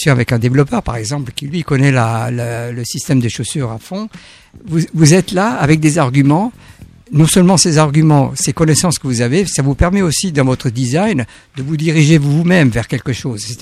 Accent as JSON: {"language": "French", "country": "France", "also_born_or_lived": "Germany", "moved": "as an adult", "said": "Je pense même en tant que Français et quand je suis arrivé en Allemagne"}